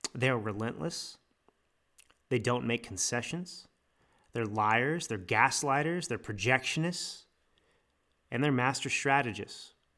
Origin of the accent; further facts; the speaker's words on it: United States; I'm American